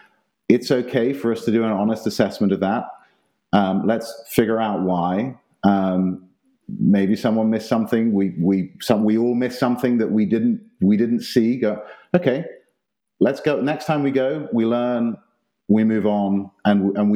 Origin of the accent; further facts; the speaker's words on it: South East England, United Kingdom; now in Austin, United States; growing up in England, we used to go down to Italy and the south of France each summer